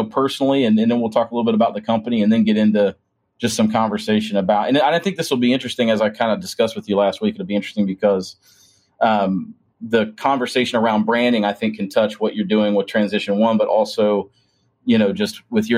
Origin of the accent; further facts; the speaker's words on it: Springfield, Ohio, United States; my hometown of Springfield, Ohio